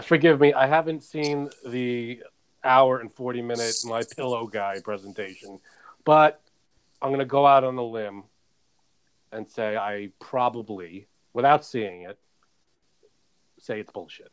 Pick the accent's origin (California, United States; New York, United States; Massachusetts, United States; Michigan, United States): New York, United States; New York City; also born or lived in Queens; now in Long Island, United States; Born and raised in Brooklyn, then Queens, now Long Island.